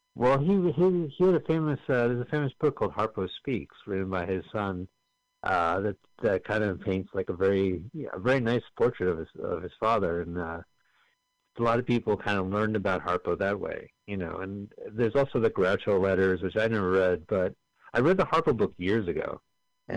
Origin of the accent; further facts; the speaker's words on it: Montclair, New Jersey, United States; We're from Montclair, New Jersey, both of us